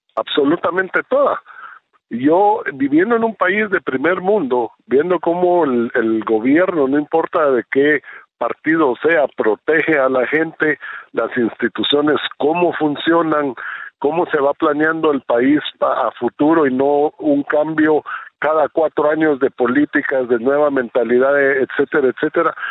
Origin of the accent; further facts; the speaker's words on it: Guatemala; moved away as an adult; now in Israel; soy un guatemalteco, nací en Guatemala, eh, país donde viví 40 años